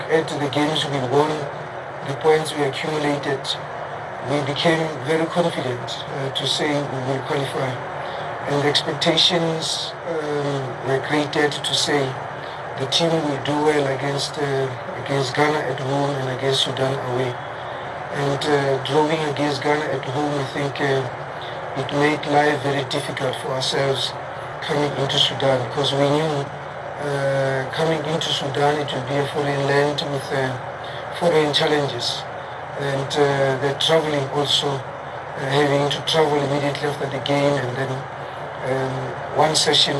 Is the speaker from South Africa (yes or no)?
yes; South Africa; as a South African